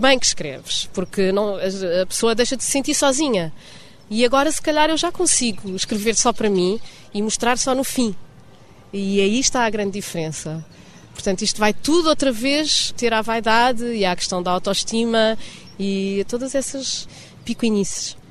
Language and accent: Portuguese; Portugal; moved away as an adult; also born or lived in Lisbon; now in Rio de Janeiro, Brazil; Eu sou portuguesa